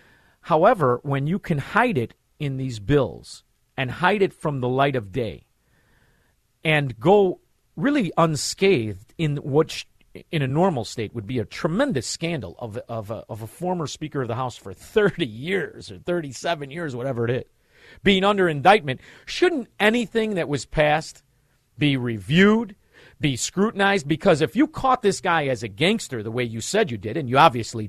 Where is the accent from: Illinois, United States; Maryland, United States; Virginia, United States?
Illinois, United States; Melrose Park; I'm from Melrose Park. They teach us how to drive that way.